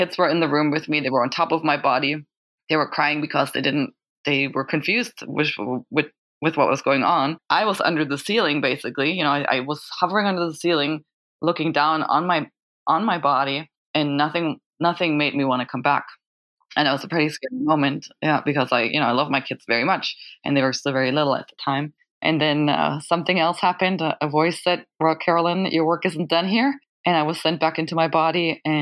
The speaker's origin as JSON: {"language": "English", "country": "Germany", "said": "I'm from Germany"}